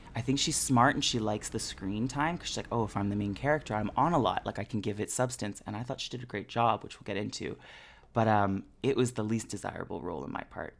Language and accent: English; Canada; we are all Canadian.